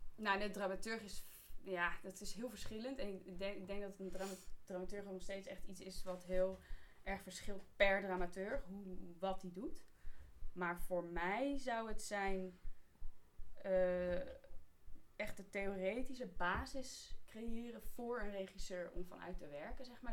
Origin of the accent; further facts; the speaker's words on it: Amersfoort, Utrecht, Netherlands; ik ben wel geboren en getogen Amersfoort